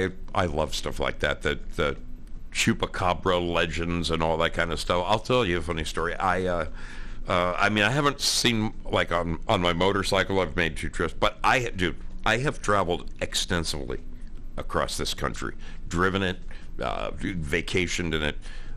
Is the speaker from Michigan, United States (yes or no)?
no; New Jersey, United States; moved away; also born or lived in Oregon; I grew up in Jersey, okay?